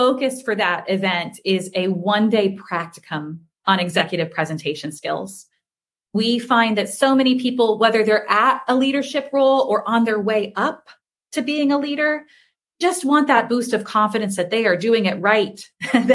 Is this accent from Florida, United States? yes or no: yes; Bradenton, Florida, United States; I'm from Bradenton. I am from this area